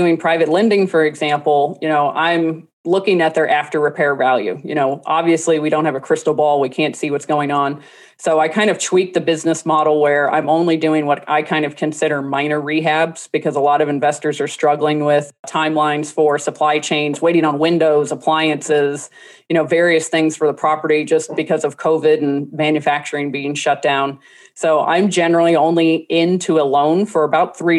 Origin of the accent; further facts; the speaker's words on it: New Orleans, Louisiana, United States; I'm from New Orleans